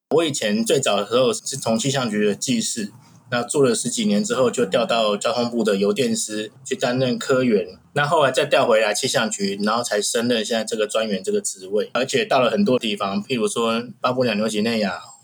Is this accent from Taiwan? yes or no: yes; Taiwan; 我们台湾这边